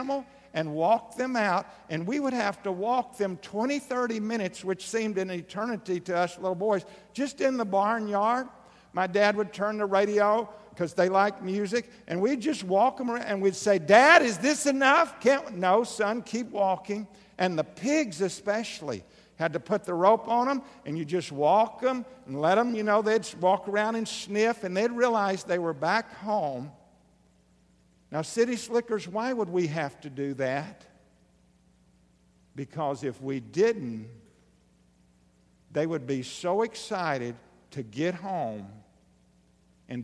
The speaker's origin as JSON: {"language": "English", "region": "Southeast Arkansas", "country": "United States", "tie": "born or raised there", "said": "I grew up in Southeast Arkansas on a little farm"}